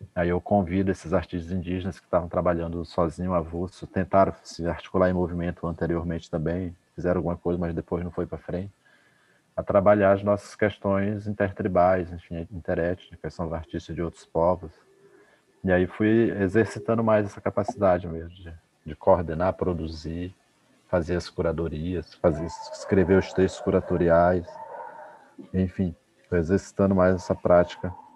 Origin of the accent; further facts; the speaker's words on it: Normandia, Roraima, Brazil; Normandia, que é o município onde eu nasci, da Raposa Serra do Sol